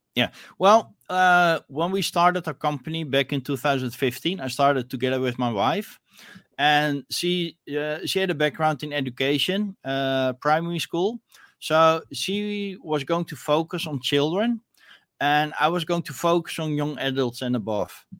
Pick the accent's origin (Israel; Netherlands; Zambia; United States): Netherlands; I'm from Netherlands